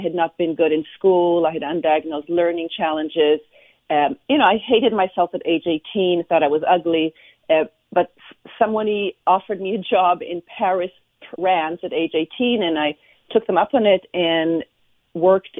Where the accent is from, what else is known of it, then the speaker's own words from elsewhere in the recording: Israel; I was born and raised in Israel